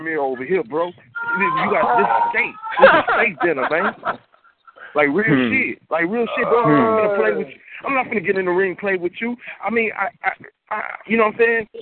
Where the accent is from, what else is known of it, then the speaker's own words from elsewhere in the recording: Texas, United States; This is my home state